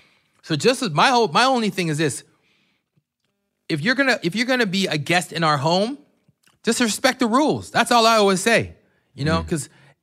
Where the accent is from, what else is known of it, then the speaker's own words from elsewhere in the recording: Brampton, Ontario, Canada; X and I are born in Brampton, raised. You know, yes, I went to Chicoozy.